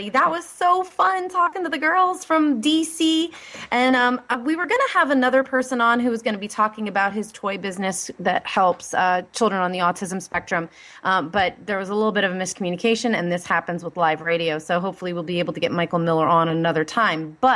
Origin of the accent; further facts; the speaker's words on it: Ireland; I just love everything about Scotland because, well, I'm Irish, so, well